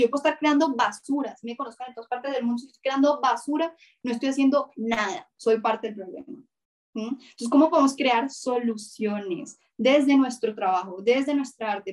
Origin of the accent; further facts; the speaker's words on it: Colombia; yo soy mujer, yo soy colombiana, yo soy cineasta